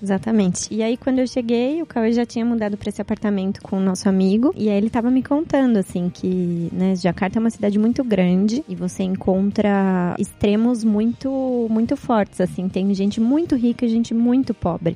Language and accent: Portuguese; Piracicaba, São Paulo, Brazil; moved away as an adult; now in Indonesia; eu sou do interior de São Paulo, sou de Piracicaba, estou fora do país faz uns oito anos